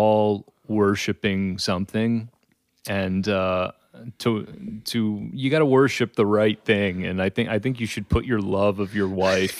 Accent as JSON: {"language": "English", "country": "United States", "said": "being an American."}